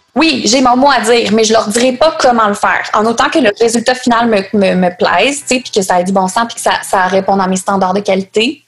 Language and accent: French; Quebec City, Quebec, Canada; Je viens de Québec